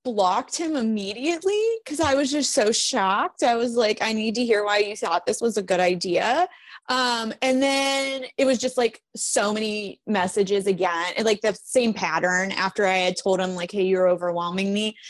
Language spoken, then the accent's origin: English; Chicago, Illinois, United States; I'm from Chicago